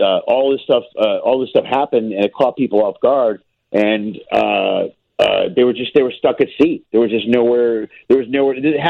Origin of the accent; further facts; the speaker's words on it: Chicago, Illinois, United States; now in Los Angeles, United States; I grew up in Chicago, you know, I'm from there